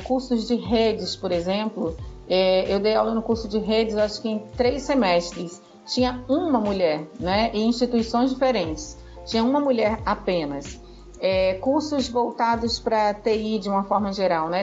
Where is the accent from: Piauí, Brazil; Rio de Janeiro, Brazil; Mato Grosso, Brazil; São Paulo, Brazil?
Rio de Janeiro, Brazil; moved away as an adult; now in Rio Grande do Norte, Brazil; Eu sou carioca, moro aqui no Rio Grande do Norte há 20 anos